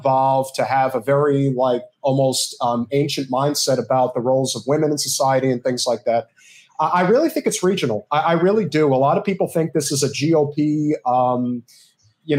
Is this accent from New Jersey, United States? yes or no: yes; New Jersey, United States; moved away; I'm from New Jersey